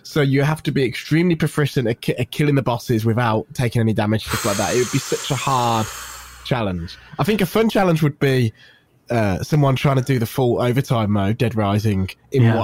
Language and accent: English; Birmingham, West Midlands, United Kingdom; accent: Brummie; my Brummie accent